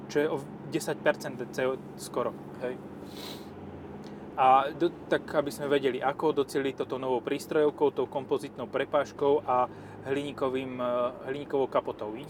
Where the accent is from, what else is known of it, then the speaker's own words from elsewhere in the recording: eastern Slovakia, Slovakia; ja mám u nás, u nás na východe haciendu, hej.